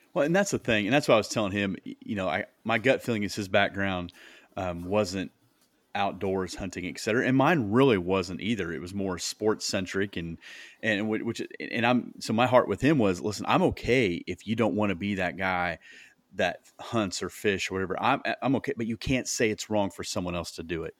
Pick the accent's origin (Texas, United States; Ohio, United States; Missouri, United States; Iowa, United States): Iowa, United States; moved away as an adult; now in Indianapolis, United States